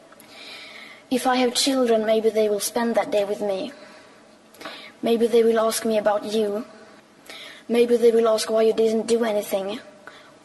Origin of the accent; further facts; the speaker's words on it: Sweden; I am 15 years old, and I'm from Sweden.